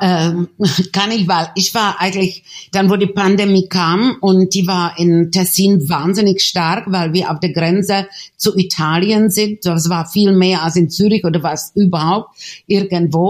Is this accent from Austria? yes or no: no; Czechia; moved away as an adult; also born or lived in Switzerland / Berlin, Germany; ich hatte Schweizer Pass, habe ich Schweizer Pass, aber geboren in Tschechien